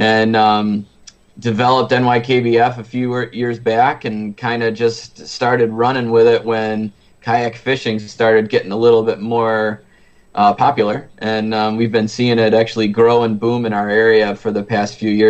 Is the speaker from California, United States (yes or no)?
no; Lake Ontario, New York, United States; I grew up on Lake Ontario